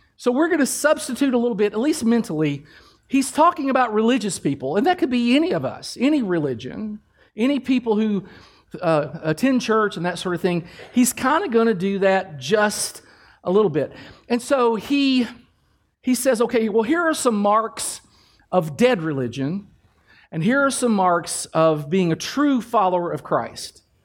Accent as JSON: {"language": "English", "region": "Kentucky", "country": "United States", "said": "I'm from Kentucky"}